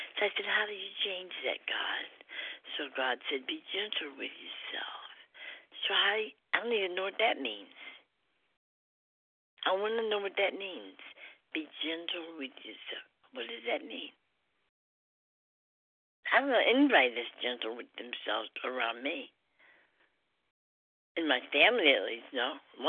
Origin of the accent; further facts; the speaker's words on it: New York, United States; also born or lived in Trinidad; I've been living in Trinidad most of the time. I'm from New York, but I was living in Trinidad.